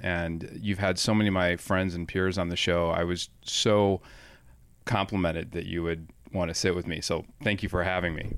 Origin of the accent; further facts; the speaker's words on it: Highland Park, Illinois, United States; also born or lived in Evanston, Illinois; I grew up in John Hughes country. Highland Park, Illinois, Evanston, Illinois.